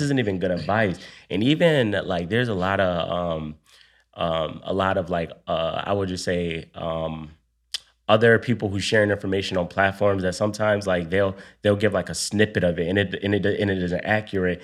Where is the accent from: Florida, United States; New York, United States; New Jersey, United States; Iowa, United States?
New York, United States; Buffalo; moved away as an adult; also born or lived in DMV (Washington, D.C. area); now in Washington, D.C. area, United States; I'm from Buffalo, New York. Moved to the D M V a few years ago